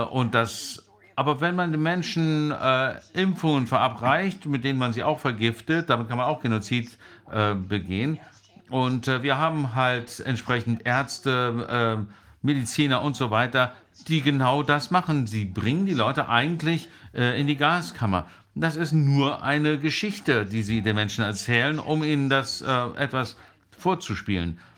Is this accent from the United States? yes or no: yes; United States; German is a second language; Aber als Amerikanerin kann ich sagen, ich habe die tiefe der äh, Korruption untersucht von ganz unten